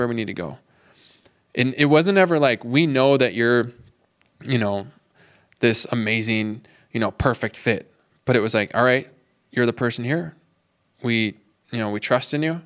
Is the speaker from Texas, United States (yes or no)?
no; Minneapolis, Minnesota, United States; moved away as an adult; now in Duluth, United States; I'm from the Twin Cities